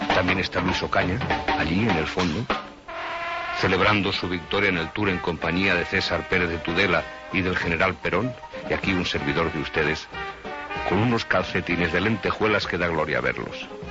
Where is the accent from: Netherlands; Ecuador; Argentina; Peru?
Netherlands; Amsterdam, North Holland; Spanish is a second language; moved away as an adult; now in Spain; Nací en Ámsterdam, Amsterdam, Holanda